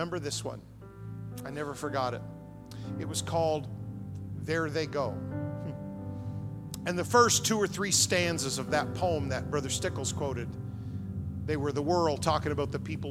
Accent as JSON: {"language": "English", "town": "Fredericton", "region": "New Brunswick", "country": "Canada", "tie": "born or raised there", "said": "I grew up in Fredericton, New Brunswick"}